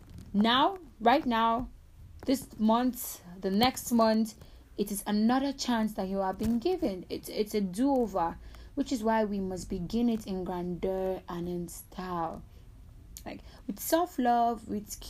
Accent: Nigeria; I'm a Nigerian

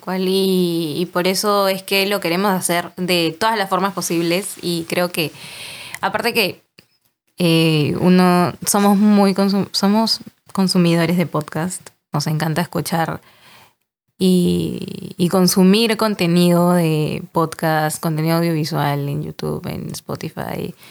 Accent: Peru; Somos peruanos

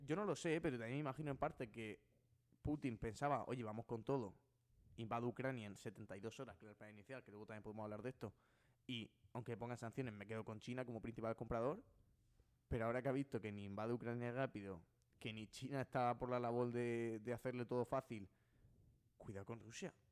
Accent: Spain; soy español

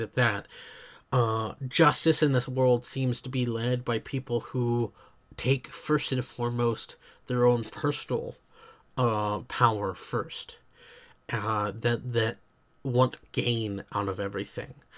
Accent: United States; I am American

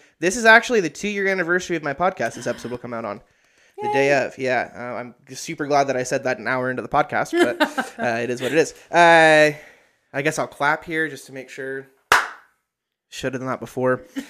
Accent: Idaho, United States; they don't know we're from Idaho, so it's all good.

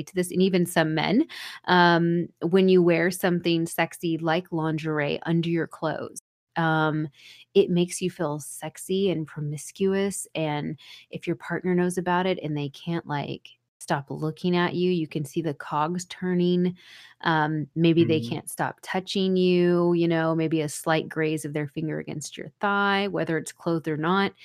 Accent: the South, United States; I'm from the South

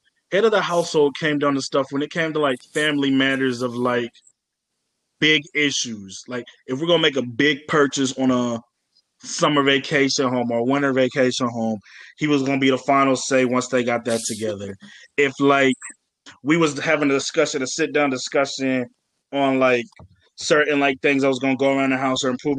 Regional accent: Virginia, United States; also born or lived in Atlanta, Georgia; I'm from Atlanta, Georgia. I grew up in a strict religious type household in the south of Virginia. Not the south of Virginia, but just Virginia

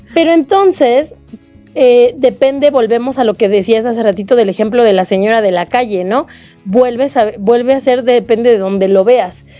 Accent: Mexico; como mexicanos

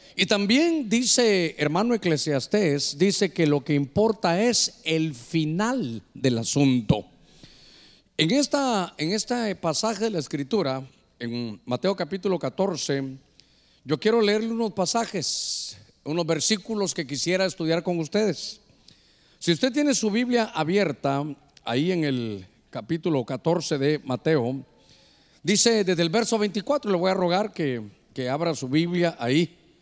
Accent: north coast, Honduras; para nosotros como hondureños aquí de la costa norte

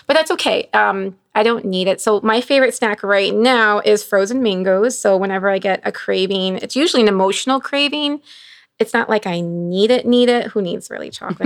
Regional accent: Bolingbrook, Illinois, United States; also born or lived in Chicago; I grew up in Bowling, well, Chicago, then Bolingbrook

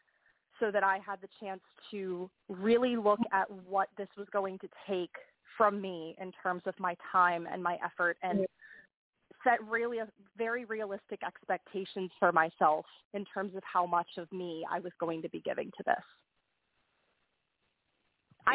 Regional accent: Pittsburgh, Pennsylvania, United States; Pittsburgh, which is my hometown.

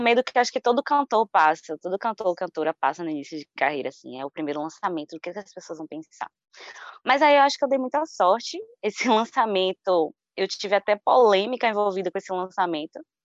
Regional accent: Salvador, Bahia, Brazil; Moro aqui em Salvador, nascida e criada em Salvador. Sou do bairro de Pau da Lima

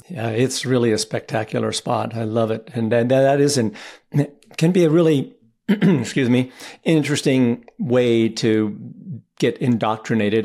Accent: Boulder, Colorado, United States; I grew up in Boulder, Colorado

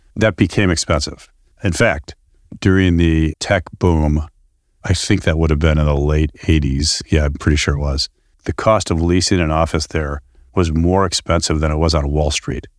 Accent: Chicago, Illinois, United States; also born or lived in Sunnyvale; now in Danville, United States; I grew up on the west side of Chicago

